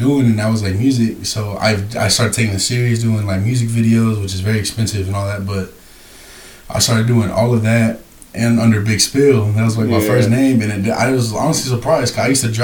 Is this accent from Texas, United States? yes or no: yes; Abilene, Texas, United States; I'm from Abilene